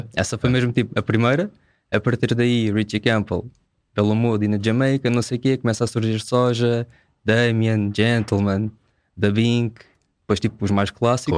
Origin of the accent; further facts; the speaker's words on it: Amadora, Lisbon, Portugal; sou da Amadora